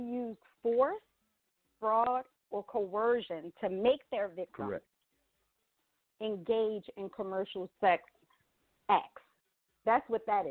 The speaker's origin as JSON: {"language": "English", "town": "Atlantic City", "region": "New Jersey", "country": "United States", "tie": "born or raised there", "said": "I was born and raised in Atlantic City, New Jersey"}